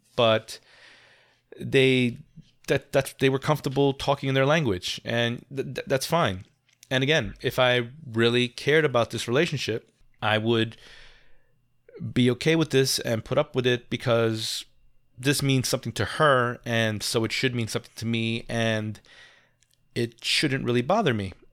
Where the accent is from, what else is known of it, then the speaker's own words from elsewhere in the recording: New York, United States; And I'm a New Yorker. I'm not a tourist.